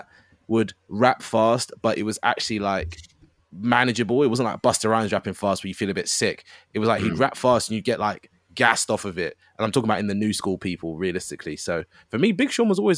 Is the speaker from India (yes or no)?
no; United Kingdom; I'm British